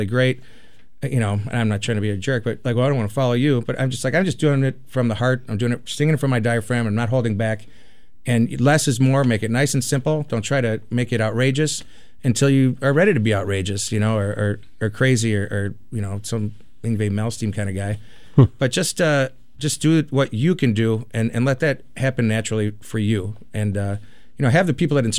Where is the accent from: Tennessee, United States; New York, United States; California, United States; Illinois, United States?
Illinois, United States; Chicago; growing up in Chicago